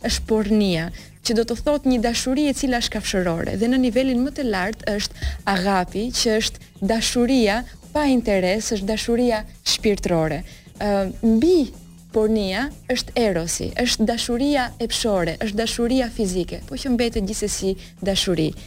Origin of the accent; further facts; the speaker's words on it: Albania; unë e di vetë si shqiptare që jam